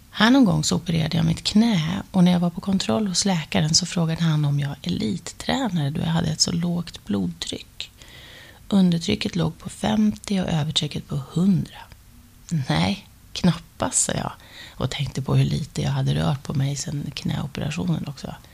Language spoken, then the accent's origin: Swedish; Luleå, Norrbotten County, Sweden; moved away as an adult; now in Stockholm, Sweden; Det var i alla fall efter gymnasiet och jag hade flyttat från Luleå till Stockholm och jag jobbade på den här stora dagstidningen och dansade om kvällarna.